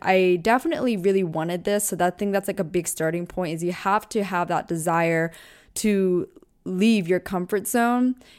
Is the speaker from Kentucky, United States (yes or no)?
no; Taylor Swift's hometown, Pennsylvania, United States; moved away as an adult; also born or lived in Orange County, California / Los Angeles / New York City; I grew up in …'s hometown.